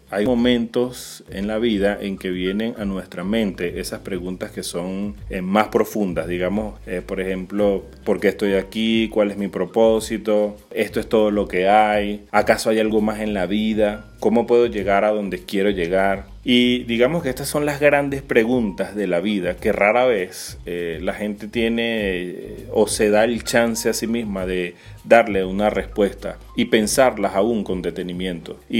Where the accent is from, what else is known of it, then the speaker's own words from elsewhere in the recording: Venezuela; also born or lived in Peru; now in Argentina; hace poco salimos de Venezuela a Perú, pasaron ocho meses en un abrir y cerrar de ojos, luego llegamos aquí a Argentina